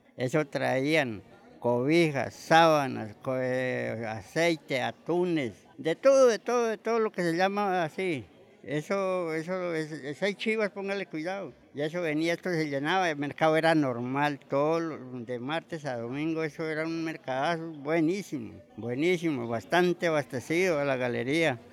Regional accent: Nariño, Colombia; now in Cali, Colombia; Yo soy de Nariño, a Nariño.

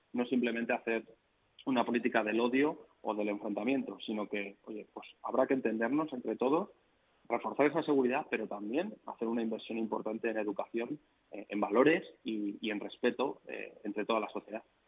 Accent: Alcorcón, Community of Madrid, Spain; yo no he nacido en Alcorcón, yo nací en Madrid, pero he vivido toda mi vida en Alcorcón, he ido al colegio en Alcorcón, he pasado mi adolescencia en Alcorcón

